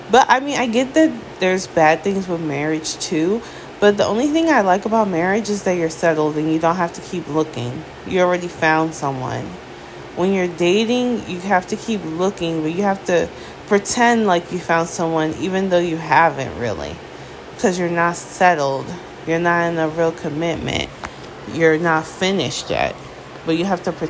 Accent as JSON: {"language": "English", "country": "United States", "said": "as an American"}